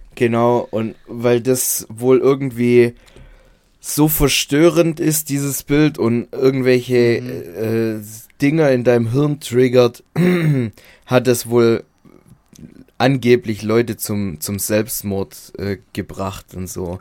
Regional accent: Baden-Württemberg, Germany; Bei uns in Baden-Württemberg

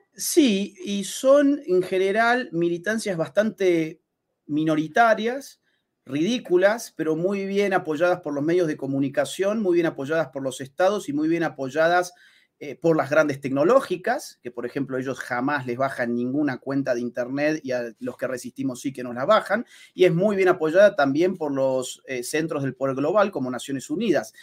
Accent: Argentina; el mío, Argentina, nosotros somos vecinos de Chile

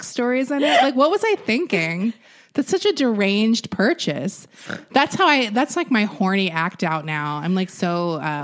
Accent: Jacksonville, Florida, United States; I'm from Jacksonville, Florida.

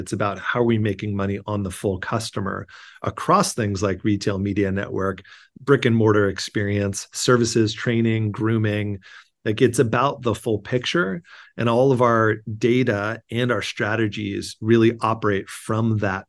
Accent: California, United States; now in New York, United States; I grew up in Southern California. I went to school in the Bay Area and then moved back to Southern California.

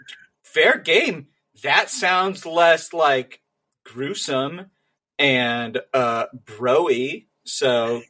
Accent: Missouri, United States; I'm from Missouri

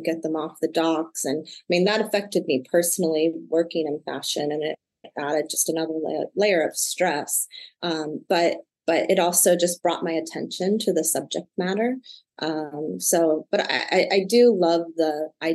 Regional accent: Michigan City, Indiana, United States; moved away; also born or lived in Cincinnati, Ohio; I was born in Michigan City, Indiana, which is an hour outside of Chicago.

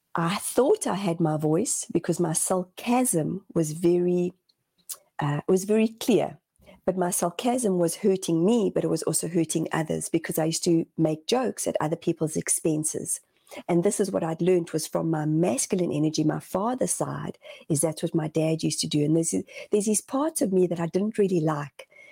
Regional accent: South Africa; moved away as an adult; also born or lived in Zimbabwe; now in New Zealand; my parents left Zimbabwe, and my dad was a Rhodesian soldier. Uh, and my parents were young when they had my oldest brother and myself, and we decided to leave to go to South Africa

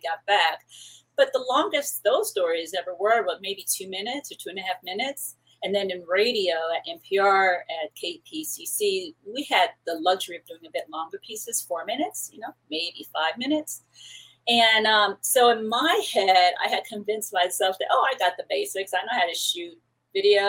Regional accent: Paramount, California, United States; also born or lived in New York / Puerto Rico (ancestry); my family is Puerto Rican. I was born in New York, and I lived in um, Paramount out here in Southern California, which is like largely Mexican. Uh, I went to high school in that community

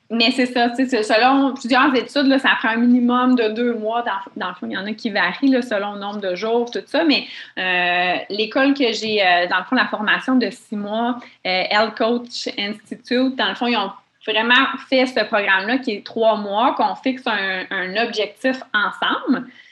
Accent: Mont-Tremblant, Quebec, Canada; je viens de Mont-Tremblant

